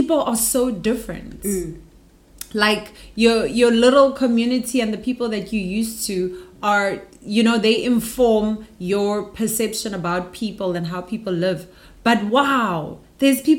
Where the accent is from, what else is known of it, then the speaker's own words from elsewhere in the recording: Pretoria, Gauteng, South Africa; moved away as an adult; also born or lived in Johannesburg; now in South Korea; I'm from Pretoria, and then I moved to Joburg when I was 19, for university